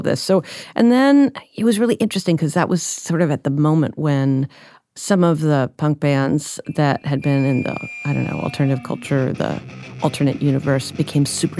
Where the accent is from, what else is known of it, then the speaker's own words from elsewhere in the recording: Washington, District of Columbia, United States; I grew up in Washington, D.C.